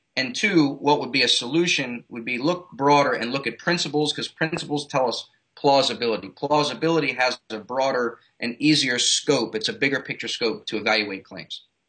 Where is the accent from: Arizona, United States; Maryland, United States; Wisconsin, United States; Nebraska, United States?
Maryland, United States; Baltimore; moved away as an adult; now in South Florida, United States; I'm originally from Baltimore, Maryland.